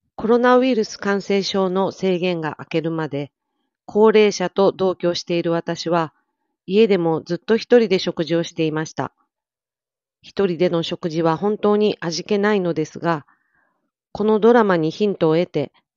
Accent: Miyazaki, Japan; 宮崎で育った私

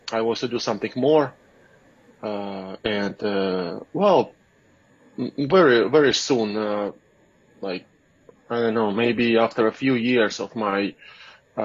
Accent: Russia; moved away as an adult; now in United States; I was born in Russia. I'm from Russia originally.

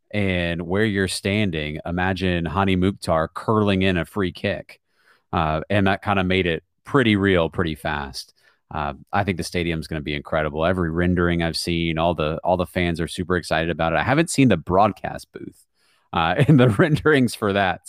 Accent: Charlottesville, Virginia, United States; I grew up outside of Charlottesville

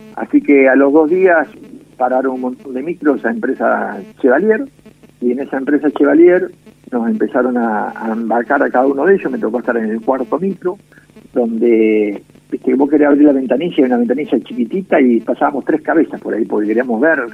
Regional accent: Mercedes, Buenos Aires Province, Argentina; moved away as an adult; now in Mar del Plata, Argentina; Soy nacido en Mercedes, provincia de Buenos Aires

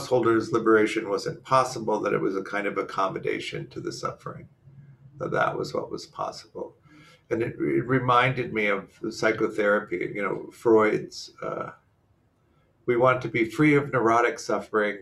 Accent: Midwest, United States; moved away; I grew up in the Midwest

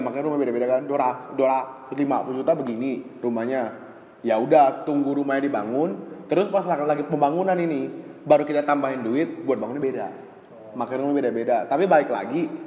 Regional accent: Pontianak, West Kalimantan, Indonesia; now in Jakarta, Indonesia; gua sebagai orang Kalimantan, gua aja merasa gua lebih dekat ke, ke Malaysia

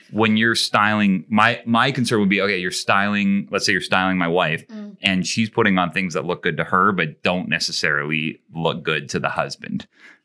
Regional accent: Canada; accent: Canadian; My Canadian accent

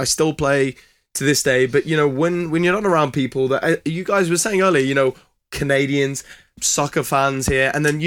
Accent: Birmingham, West Midlands, United Kingdom; moved away as an adult; I'm from Harbourne Edgbaston. If you know Birmingham, you know it's quality.

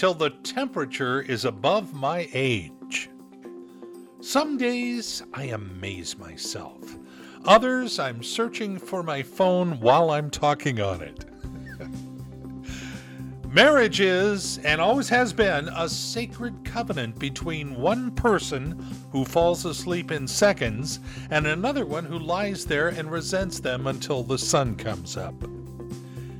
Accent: California, United States; now in Everett, United States; I grew up in the California area.

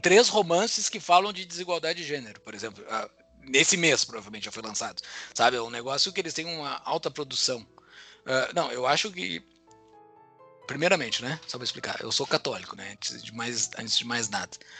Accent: Mostardas, Rio Grande do Sul, Brazil; moved away as an adult; lá da minha cidade natal de Mostarda

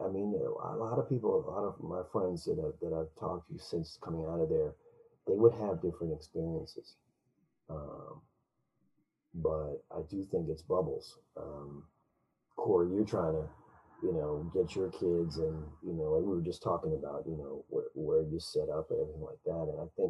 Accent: West Virginia, United States; when I was a small kid, I grew up in West Virginia on a farm, and it was an amazing idyllic experience, you know.

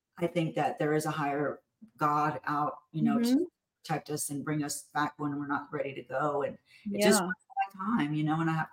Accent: Houston, Texas, United States; I'm from Houston

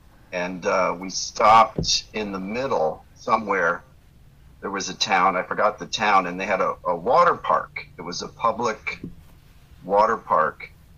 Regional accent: Naples, Florida, United States; now in San Diego, United States; Yeah, I grew up in Naples, yep. Florida.

